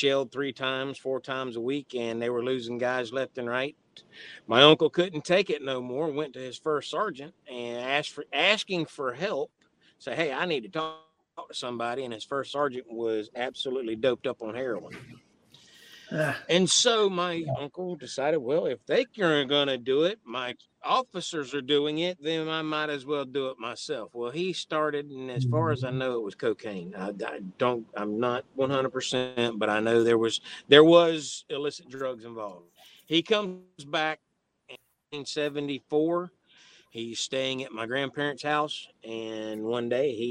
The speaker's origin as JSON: {"language": "English", "town": "Crystal River", "region": "Florida", "country": "United States", "tie": "born or raised there", "also_born_or_lived": "Okeechobee, Florida", "said": "Born and raised right here in the great state of Florida. Grew up in Crystal River on the West Coast, until I was 18, and then we moved to Okeechobee."}